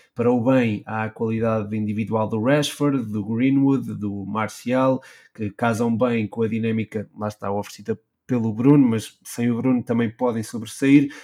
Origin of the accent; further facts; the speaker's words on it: Portugal; Nós que somos portugueses